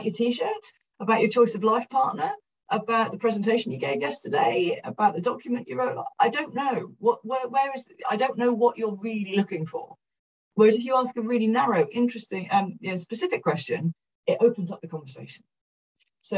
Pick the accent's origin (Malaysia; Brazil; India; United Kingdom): United Kingdom; Cardiff, Wales; moved away as an adult; I'm from South Wales